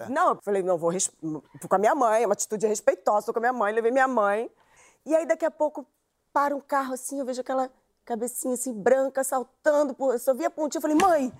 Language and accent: Portuguese; Rio de Janeiro, Brazil; eu sou do Lins de Vasconcelos. Eu ainda moro lá